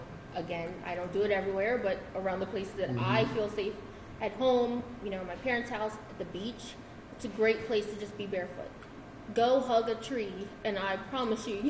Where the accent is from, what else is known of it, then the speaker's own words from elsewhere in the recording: Slower Lower, Delaware, United States; I'm a country bumpkin. I am from Slower Lower